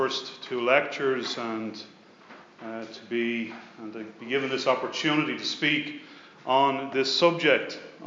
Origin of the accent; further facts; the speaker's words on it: Dublin, Leinster, Ireland; also born or lived in Leicester; I was born in Leicester in 1968 and returned back to Dublin at the age of two in 1970. Like so many Irish